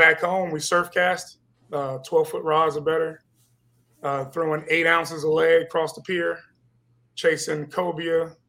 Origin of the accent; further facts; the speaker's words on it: Newport News, Virginia, United States; now in Northeast Florida, United States; I'm not from Northeast Florida. I'm from Virginia, Newport News, Virginia. So my family is a long line of fishermen.